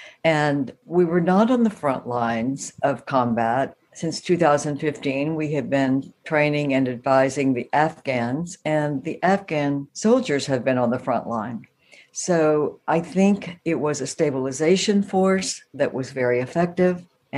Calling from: Dallas, Texas, United States; From Dallas, Texas.

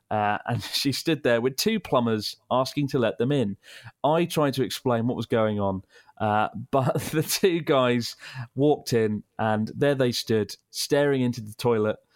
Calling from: Berlin, Germany; from Berlin in Germany.

